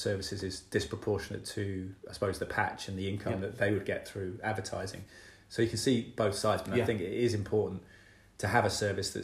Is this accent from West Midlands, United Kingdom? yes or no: yes; Malvern, West Midlands, United Kingdom; now in Cheltenham, United Kingdom; I grew up partly in Malvern